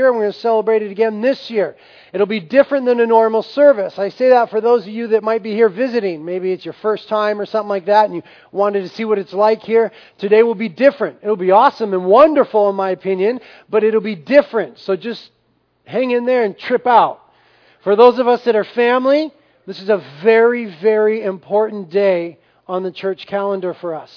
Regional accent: United States; we have a tremendous privilege as Americans, as American Christians

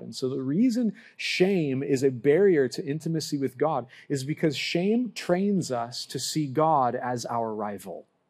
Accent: Lompoc, California, United States; growing up in Lompoc, I lived down the street from the local bowling alley

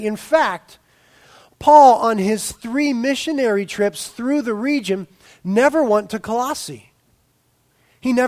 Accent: Carpinteria, California, United States; people ask me where I'm from. I've stopped saying Carpinteria, California

